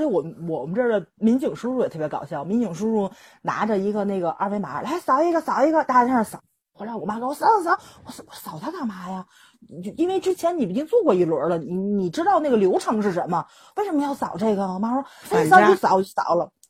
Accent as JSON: {"language": "Chinese", "region": "Tianjin", "country": "China", "said": "我们天津市"}